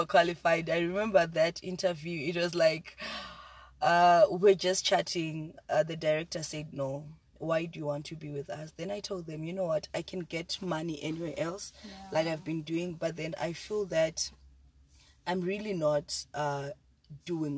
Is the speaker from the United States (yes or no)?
no; Zimbabwe; now in South Africa; I'm from Zimbabwe